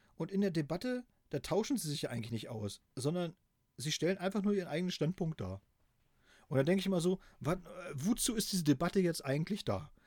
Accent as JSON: {"language": "German", "area": "GDR", "region": "East Germany", "country": "Germany", "tie": "born or raised there", "said": "Ich bin natürlich äh, in der DDR groß geworden"}